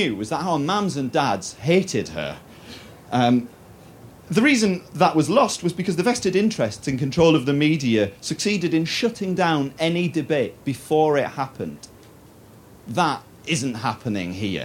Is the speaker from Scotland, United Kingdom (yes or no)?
no; Teesside, North East England, United Kingdom; As a northeast Englander, more specifically as a Teesider, I've always proudly identified as British rather than English